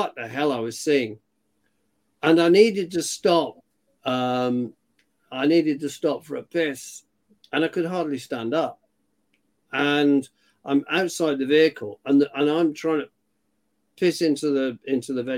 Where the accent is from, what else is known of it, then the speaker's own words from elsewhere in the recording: United Kingdom; I'm British.